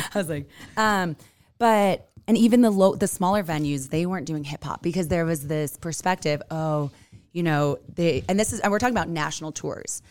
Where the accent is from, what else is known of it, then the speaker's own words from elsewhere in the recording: California, United States; now in Utah, United States; I'm from Cali